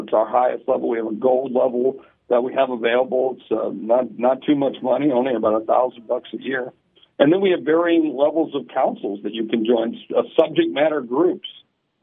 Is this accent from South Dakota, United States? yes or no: yes; Sioux Falls, South Dakota, United States; I'm from Sioux Falls, South Dakota